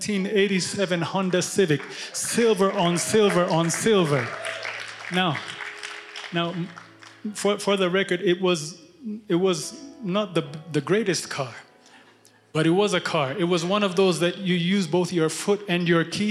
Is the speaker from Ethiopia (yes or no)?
yes; Ethiopia; now in United States; I'm a missionary from Ethiopia to America.